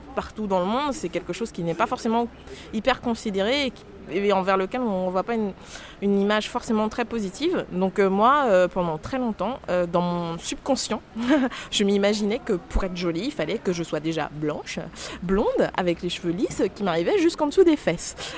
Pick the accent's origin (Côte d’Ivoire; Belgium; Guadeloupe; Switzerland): Guadeloupe; moved away as an adult; now in Nantes, France; je viens de la Guadeloupe où je suis née et où j'ai passé en fait euh, mon enfance et ma jeunesse jusqu'à mes 19 ans